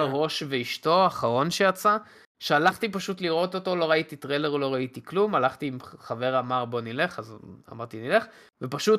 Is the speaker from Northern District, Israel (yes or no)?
no; Beit Shemesh area, Jerusalem District, Israel; אני גדלתי באזור בית שמש